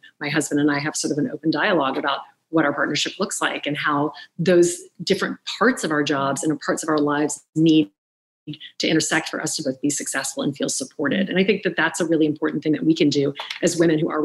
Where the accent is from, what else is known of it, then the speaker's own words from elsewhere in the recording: the South, United States; I grew up in the South. My mom is British.